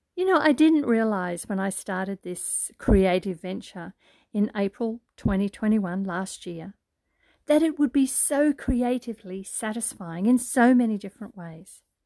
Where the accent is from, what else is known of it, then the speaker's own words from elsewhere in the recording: Brisbane, Queensland, Australia; It's summertime here in Australia, hot and humid, in my hometown, Brisbane, Queensland